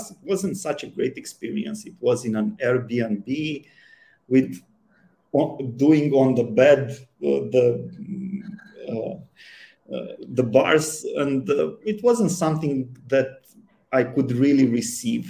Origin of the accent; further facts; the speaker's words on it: Romania; I grew up in Romania in the communist time